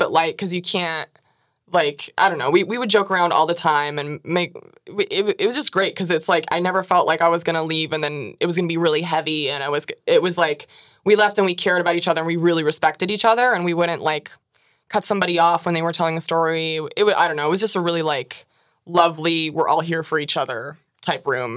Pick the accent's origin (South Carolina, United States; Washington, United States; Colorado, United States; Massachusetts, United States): Washington, United States; I'm from Washington